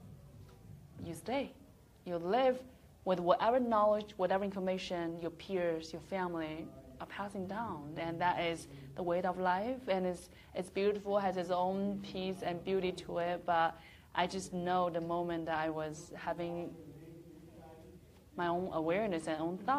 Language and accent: English; China; moved away as an adult; I grew up in a small little town. So once again, it's not representing the whole China